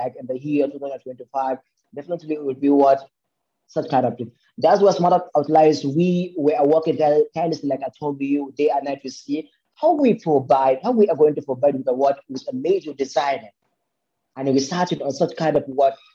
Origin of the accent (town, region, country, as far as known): Nigeria; born or raised there